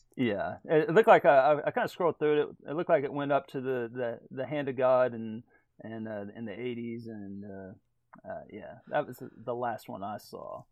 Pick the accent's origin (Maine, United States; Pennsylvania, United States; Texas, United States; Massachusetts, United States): Texas, United States; growing up in Texas, even in the eighties